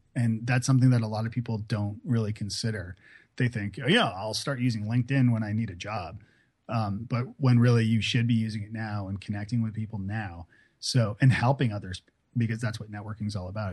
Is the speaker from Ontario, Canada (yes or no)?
yes; Toronto, Ontario, Canada; moved away as an adult; also born or lived in Ireland / Scotland / Prague; now in Nashville, United States; Toronto where I'm from